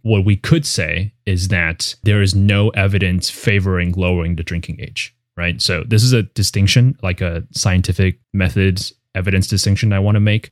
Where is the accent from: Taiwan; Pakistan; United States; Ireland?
Taiwan; moved away; I grew up in Taiwan